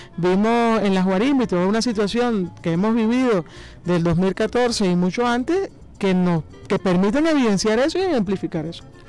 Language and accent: Spanish; Venezuela; nosotros como venezolanos